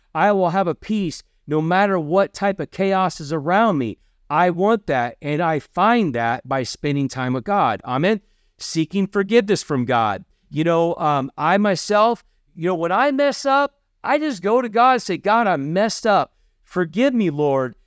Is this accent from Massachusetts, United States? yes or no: no; Kentucky, United States; I'm from Kentucky.